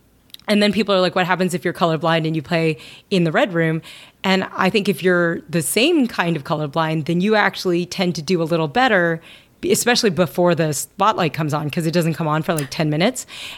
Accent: Kentucky, United States; I mean, I grew up in Kentucky, right?

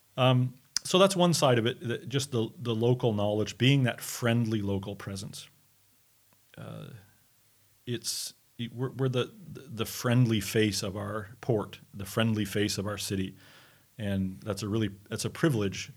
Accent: Montreal, Quebec, Canada; I'm from Montreal in Canada. I'm a Canadian

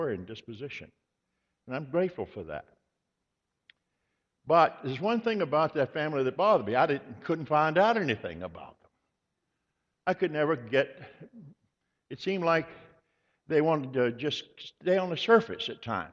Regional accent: Virginia, United States; I was born in Virginia

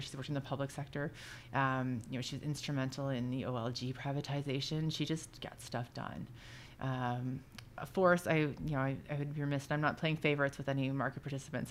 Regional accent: Oshawa, Ontario, Canada; I grew up in South Oshawa

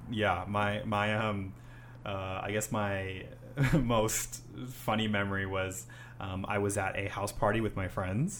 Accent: Honolulu, Hawaii, United States; now in Japan; I'm from Honolulu, Hawaii

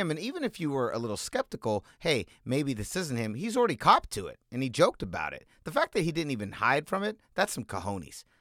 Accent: California, United States; We're from California.

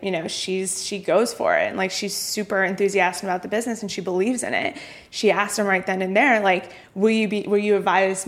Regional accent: United States; moved away as an adult; now in London, United Kingdom; as an American

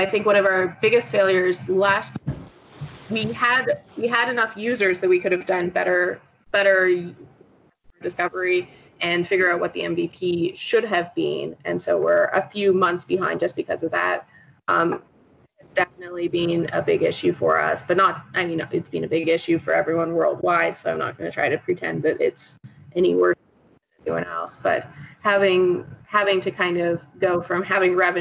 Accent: Canadian / East Coast, Canada; me probably being Canadian / East Coast

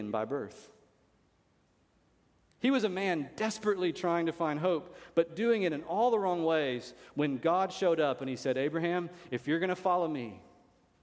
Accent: United States; I'm an American. It's great to be an American

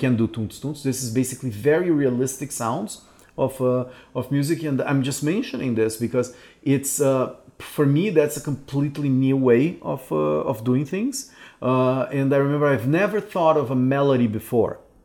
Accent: Brazil; moved away as an adult; also born or lived in Canada; a city that I left because I thought there were no opportunities here

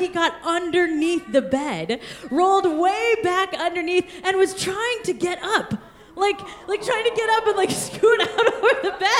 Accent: Kansas, United States; also born or lived in India; now in Bellevue, United States; Kansas, we are the sunflower state

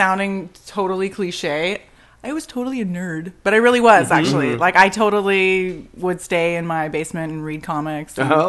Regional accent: Vancouver, British Columbia, Canada; moved away; I'm actually originally from Vancouver, Canada.

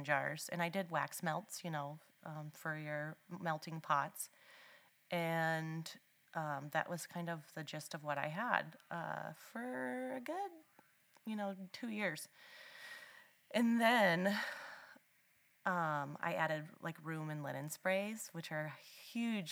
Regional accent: Anthon, Iowa, United States; Anthon is my hometown

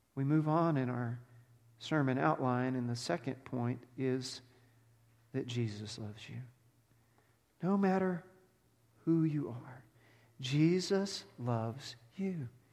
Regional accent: Texas, United States; moved away; I grew up in Texas.

